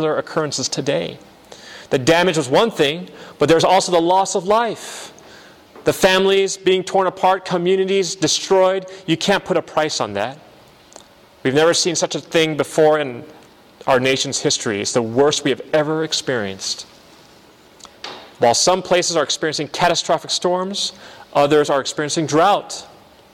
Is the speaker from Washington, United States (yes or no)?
no; San Bernardino, California, United States; moved away as an adult; now in Michigan, United States; I'm from San Bernardino, Riverside area, and my parents still live there, along with my family.